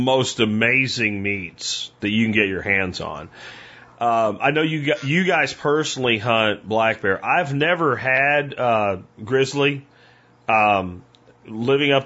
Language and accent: English; Pennsylvania, United States; now in Texas, United States; I grew up in Pennsylvania